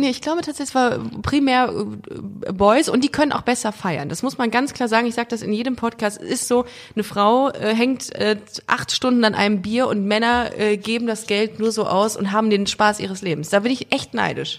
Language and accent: German; Düsseldorf, North Rhine-Westphalia, Germany; aus Düsseldorf.